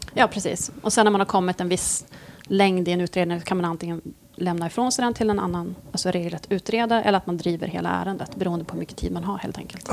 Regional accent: Norrland, Sweden; moved away; jag är från Norrland

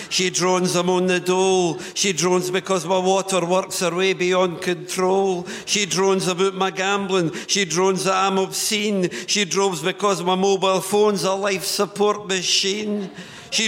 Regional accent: Newtongrange, Scotland, United Kingdom; I come from Newton Grange, a little Midlothian mining village

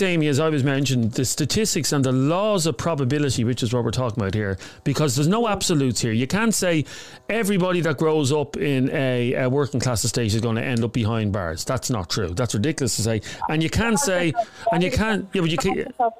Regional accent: Dublin, Leinster, Ireland; I grew up in Coolock

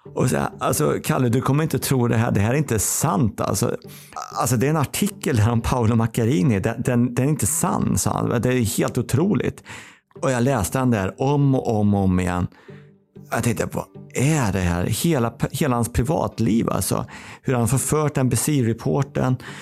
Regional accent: Kil, Värmland, Sweden; moved away; also born or lived in Karlstad; där jag kommer ifrån då, eh, Karlstad, Kil

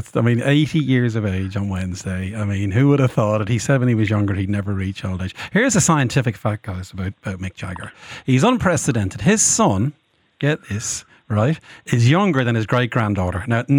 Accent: Ireland; I was so proud as an Irish person

